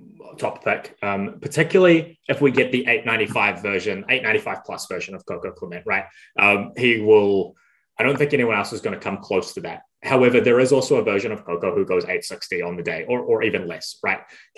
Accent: New Zealand; as a New Zealander, I have to travel like 40 hours for every meet.

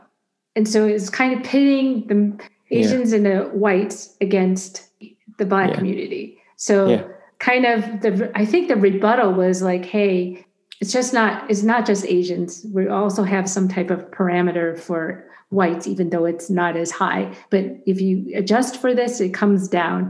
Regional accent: United States; first language Chinese; English is a second language; even though I was born in America, I spoke Chinese up until age 5, and you can't hear an accent

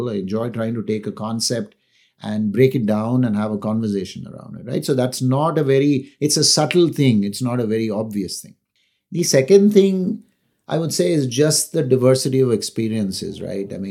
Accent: Chennai, Tamil Nadu, India; also born or lived in Delhi / Calcutta / Kerala; So I was in Delhi for a few years, Calcutta for a few years. We were in Kerala for a few years. I am from Chennai, but I've actually lived there only two years of my life.

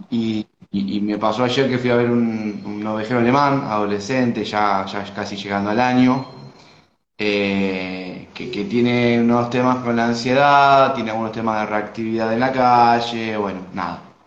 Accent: Argentina; soy de Argentina

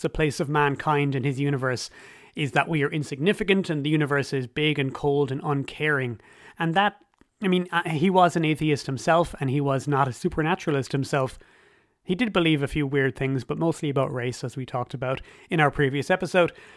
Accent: Ireland; As an Irish person myself

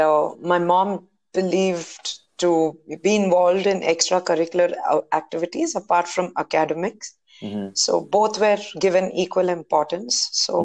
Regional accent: Bangalore, Karnataka, India; I'm born and brought up in Bangalore.

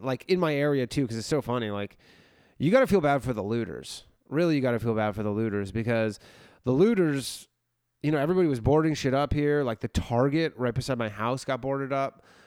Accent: Canada; I'm from Canada where we made weed completely legal in the country

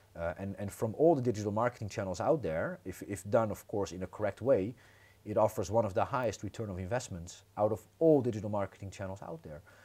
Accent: Netherlands; moved away as an adult; now in Croatia; originally born and raised in the Netherlands, and I moved to Croatia 15 years ago.

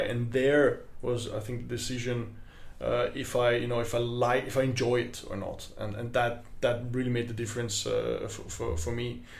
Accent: Vienna, Austria; from Austria, from Vienna, and I'm a clarinet player

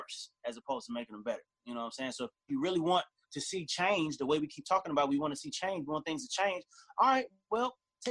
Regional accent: Las Vegas, Nevada, United States; I grew up in Vegas, and that was primarily where I was at.

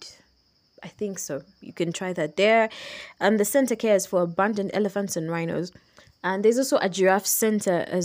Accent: Kampala, Central Region, Uganda; I'm from Kampala, Uganda

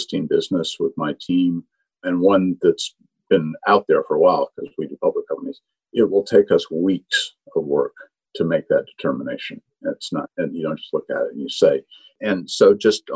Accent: Vermont, United States; I'm from Vermont, so it's an area I know well, more cows than people

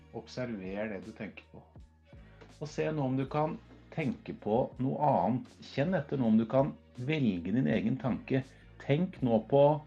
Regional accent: Norway; jeg er norsk, jeg er, gutt, jeg er fra Norge

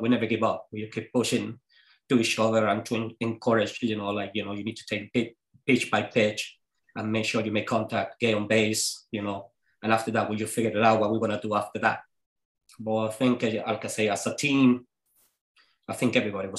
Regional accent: Venezuela; English is a second language; moved away as an adult; now in Scotland; I'm coming from Venezuela.

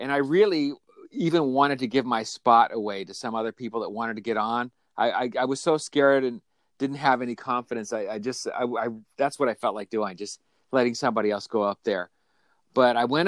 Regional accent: Colorado, United States; now in Los Angeles, United States; So I grew up in Colorado. That's where I'm from originally. I live in Los Angeles now

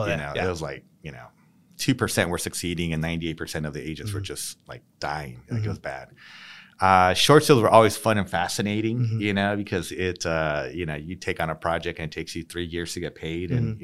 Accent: San Diego, California, United States; Local. Born and raised here in San Diego.

